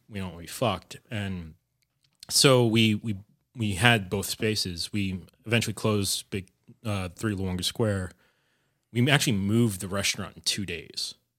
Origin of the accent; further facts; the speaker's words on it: suburban New Jersey, United States; moved away as an adult; also born or lived in New York City; now in Providence, United States; I grew up in New Jersey, in, like, suburban New Jersey